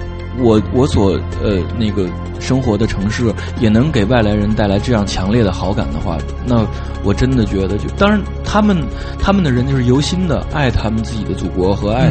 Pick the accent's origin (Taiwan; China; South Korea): China; Beijing; 就是因为我是在地的北京人，